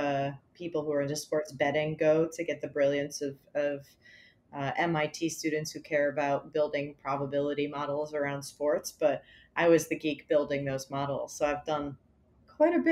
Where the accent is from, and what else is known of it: Connecticut, United States; now in New York, United States